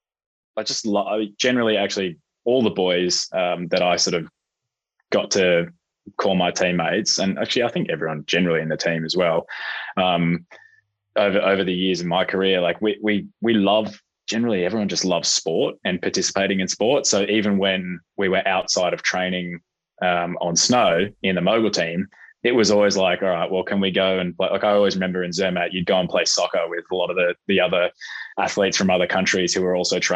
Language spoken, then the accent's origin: English; Melbourne, Victoria, Australia; also born or lived in Perth; growing up in that environment, I mean, I remember going to the Australian Open as a kid